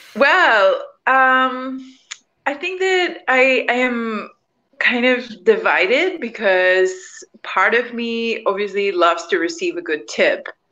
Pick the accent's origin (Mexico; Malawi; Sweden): Mexico; I'm from Mexico, so we have a culture of tipping